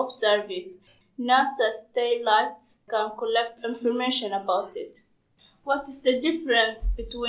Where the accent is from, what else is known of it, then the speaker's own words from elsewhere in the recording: Pakistan; English is a second language; now in Stoke-on-Trent, United Kingdom; from Pakistan.